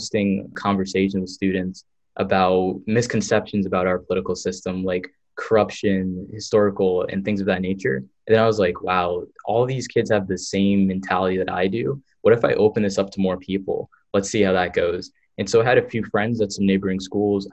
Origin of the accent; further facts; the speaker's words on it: New Jersey, United States; I'm from New Jersey